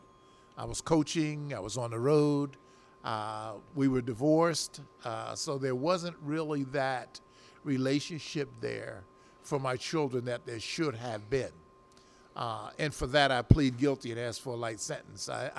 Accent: Philadelphia, Pennsylvania, United States; I was from South Philadelphia

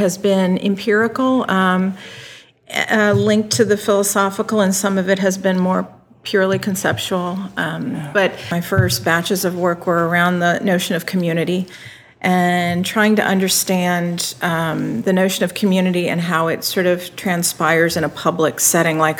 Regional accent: Virginia, United States; I grew up in Virginia, and I entered schooling about the time schools were reluctantly desegregating in the state

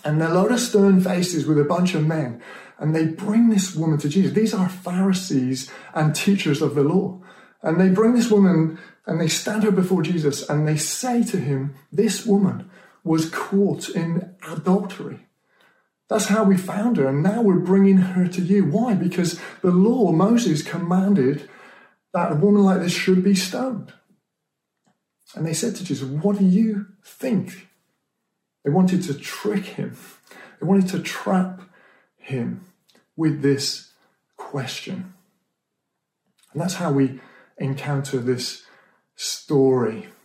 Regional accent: Stroud, South West England, United Kingdom; I grew up in Stroud in Gloucestershire

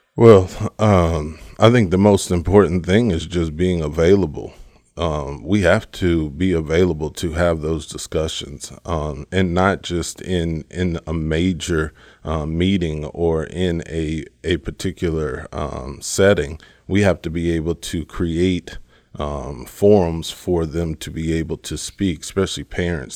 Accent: Richwood, Texas, United States; moved away as an adult; now in Frederick, United States; I'm from a small little town right outside of Houston called Richwood, um, Richwood, Texas is where I'm raised

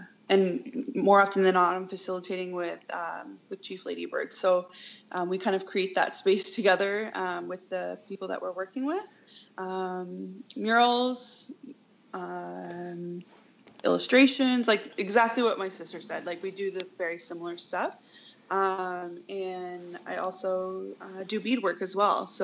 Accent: Oneida Nation of the Thames, Ontario, Canada; I come from Oneida Nation of the Thames, and I sit in Turtle Clan.

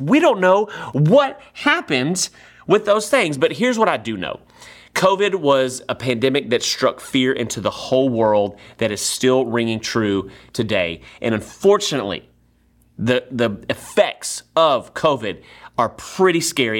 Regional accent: Nacogdoches, Texas, United States; moved away as an adult; now in Sugar Land, United States; I grew up in Nacogdoches, Texas

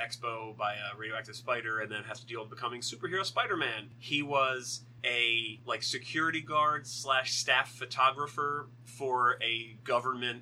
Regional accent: United States; I'm American

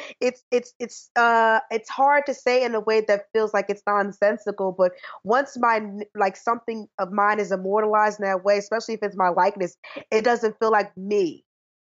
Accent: New Jersey, United States; moved away as an adult; now in New York City, United States; I'm actually from New Jersey

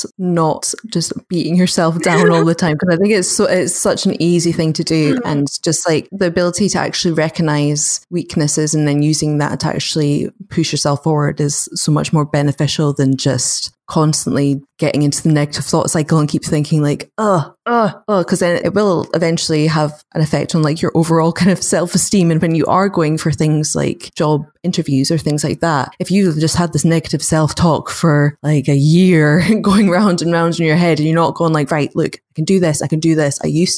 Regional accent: United Kingdom; we're British stereotype of being very overly polite

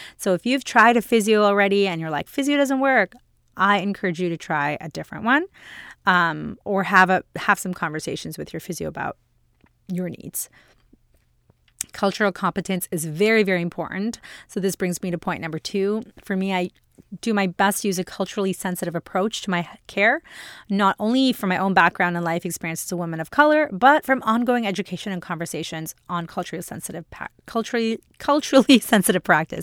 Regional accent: India; now in Canada; I'm an Indian woman, I'm an immigrant

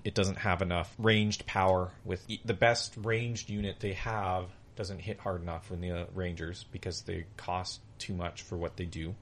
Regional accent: Canada; we're Canadian

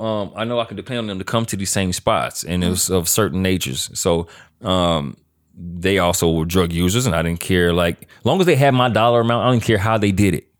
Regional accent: Louisiana, United States; moved away as an adult; also born or lived in Grambling, Louisiana / Arcadia, Louisiana; now in Los Angeles, United States; I'm from Louisiana

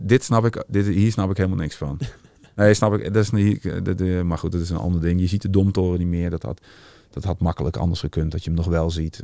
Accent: Utrecht, Netherlands; als echte Utrechter ben ik

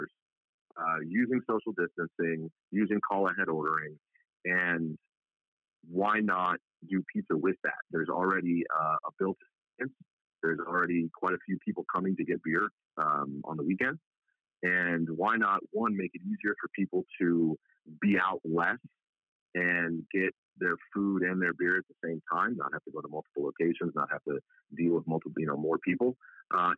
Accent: Long Island, New York, United States; moved away as an adult; also born or lived in Albany/Syracuse area, New York; now in Orange County, United States; Long Island. That's where I'm from

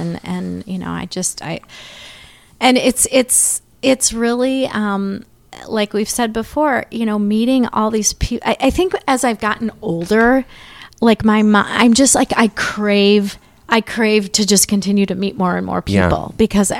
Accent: Mendota Heights, Minnesota, United States; So I'm from St. Paul.

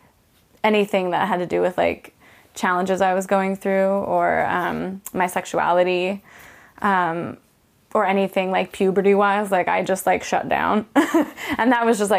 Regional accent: Orange, California, United States; moved away; I grew up in Orange County, California, the city of Orange

